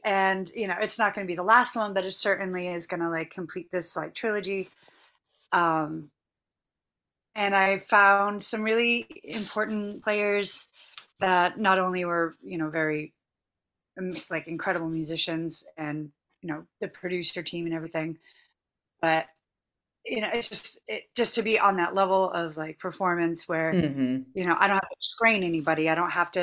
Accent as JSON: {"language": "English", "town": "Boston", "region": "Massachusetts", "country": "United States", "said": "I'm from Boston"}